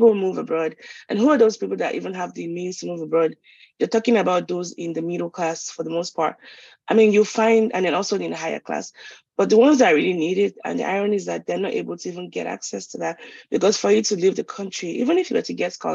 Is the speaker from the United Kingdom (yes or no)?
no; Lagos, Nigeria; moved away as an adult; I was brought up in Lagos